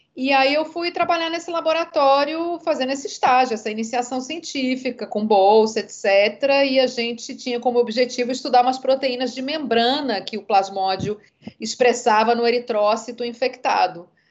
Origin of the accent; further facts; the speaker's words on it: Rio de Janeiro, Brazil; moved away as an adult; also born or lived in São Paulo / England; now in Salvador, Brazil; sou nascida em São Paulo, criada no Rio de Janeiro, moradora da Bahia já tem 23 anos.